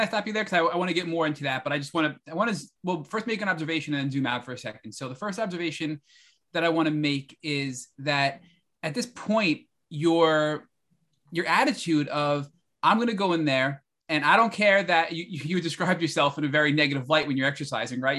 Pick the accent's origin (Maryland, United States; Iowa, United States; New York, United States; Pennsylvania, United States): New York, United States; I'm a New Yorker